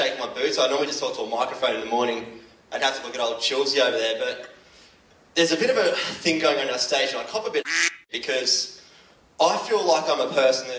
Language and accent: English; Cronulla, New South Wales, Australia; moved away as an adult; now in Victoria, Australia; I'm from Cronulla